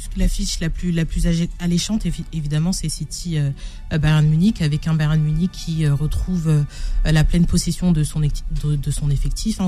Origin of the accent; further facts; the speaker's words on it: France; en tant que Français